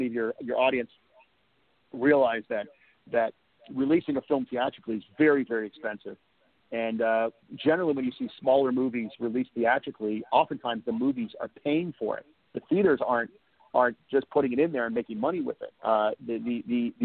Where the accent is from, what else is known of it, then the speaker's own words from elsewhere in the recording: the Valley, California, United States; I grew up in the Valley. We would take the RTD, which was the Rapid Transit District bus, to Westwood